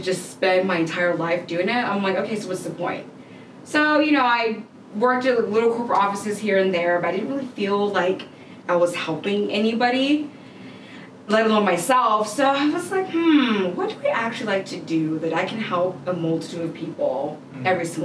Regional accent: Atlanta, Georgia, United States; I grew up mainly here in Atlanta.

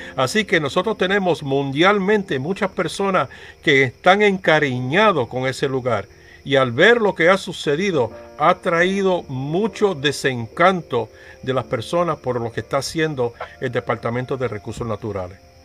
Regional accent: Vega Alta, Puerto Rico; gente de mi pueblo

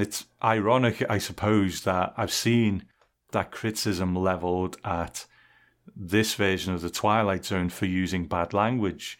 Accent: England, United Kingdom; I grew up in England

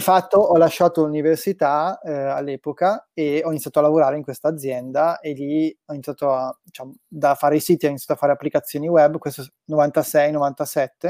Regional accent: Brescia, Lombardy, Italy; moved away; io sono di Brescia originario, eh, mm-hmm. abitavo ancora a Brescia

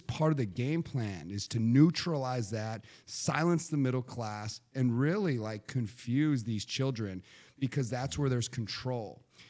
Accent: Nevada, United States; I grew up in Nevada.

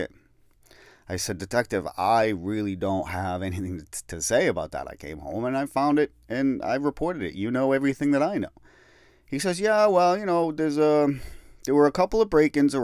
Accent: Peabody, Massachusetts, United States; the town that I grew up in Peabody

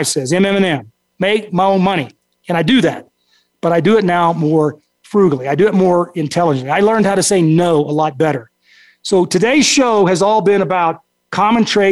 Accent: Texas, United States; you're bred and raised to have kind of a different brain as a Texan

